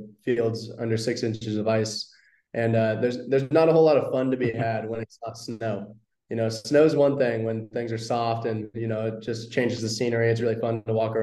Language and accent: English; Auburn, California, United States; I'm from Auburn, California, which is Auburn. A small town east of Sacramento